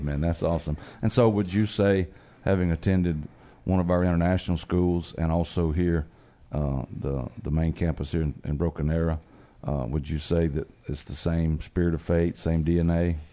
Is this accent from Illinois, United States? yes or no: no; Georgia, United States; my home state